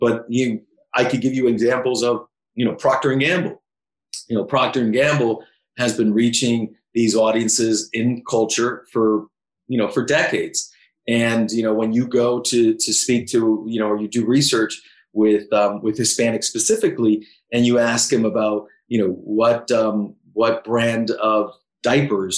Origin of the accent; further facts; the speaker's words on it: Miami, Florida, United States; I was born in Miami, Cuban parents, I'm Cuban American